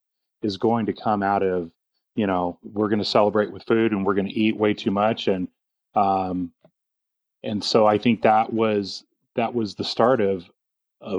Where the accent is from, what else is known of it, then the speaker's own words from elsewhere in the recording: Orange County, California, United States; born and raised in Orange County, California